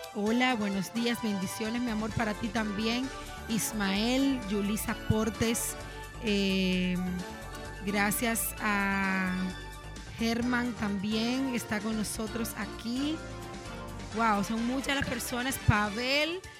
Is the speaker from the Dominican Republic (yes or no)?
yes; Dominican Republic; como dominicano